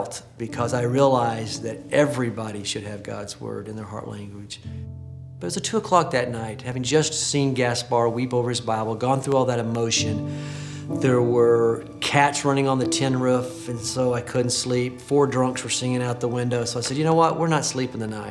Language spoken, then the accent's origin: English; Oklahoma City, Oklahoma, United States; my hometown right here in Oklahoma City